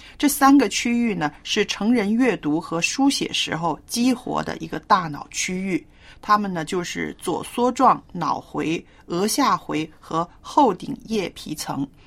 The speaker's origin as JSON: {"language": "Chinese", "country": "China", "said": "我们中国人写字真的是，啊，有点学问的啊"}